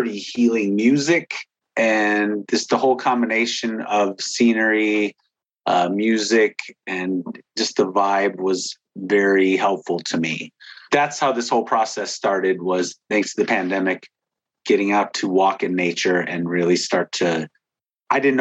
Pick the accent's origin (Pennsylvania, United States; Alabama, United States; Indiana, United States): Indiana, United States; Whiting; moved away as an adult; I wanted to get back to my hometown. This is where my parents were born and raised, and so was